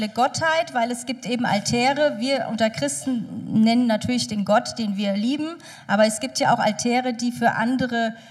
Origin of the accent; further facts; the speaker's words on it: Hesse, Germany; Ich komme aus Hessen.